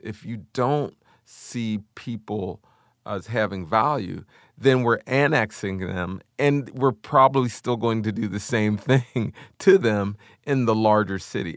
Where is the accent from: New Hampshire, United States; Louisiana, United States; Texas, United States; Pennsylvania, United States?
Pennsylvania, United States; Wilkinsburg; I grew up in Wilkinsburg, Pennsylvania